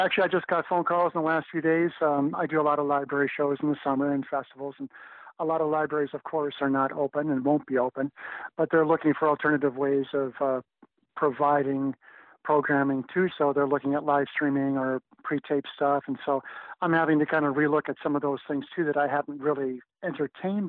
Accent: Minneapolis, Minnesota, United States; I was born in Minneapolis, Minnesota

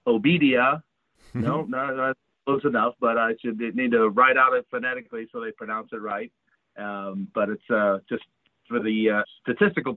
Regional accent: West Carrollton, Ohio, United States; I was born in Ohio and I grew up in West Carrollton, Ohio, which is just outside of Dayton. And spent, all through high school was there

